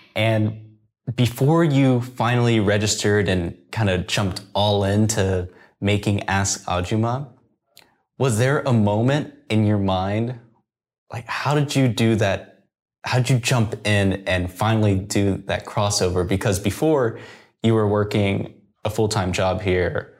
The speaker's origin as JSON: {"language": "English", "country": "United States", "moved": "yes", "lives_now": "Korea", "said": "I am an American. I'm a previous startup founder here in Korea"}